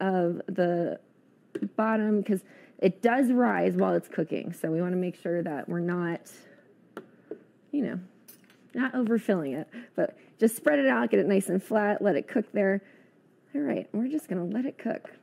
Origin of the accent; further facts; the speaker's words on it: East Coast, United States; moved away; I grew up on the East Coast